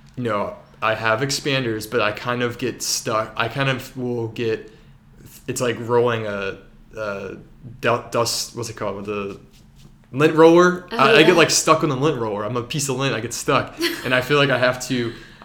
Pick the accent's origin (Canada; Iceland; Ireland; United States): United States; Baltimore, Maryland; I'm from Baltimore